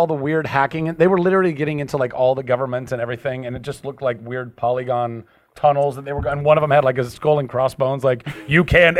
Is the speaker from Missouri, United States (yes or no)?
no; Southern California, United States; But I grew up in Southern California.